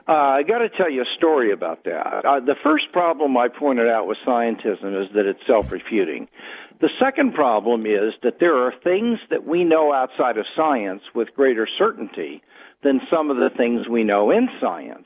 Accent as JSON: {"language": "English", "town": "Kansas City", "country": "United States", "moved": "yes", "lives_now": "Southern California, United States", "said": "I am from Kansas City originally"}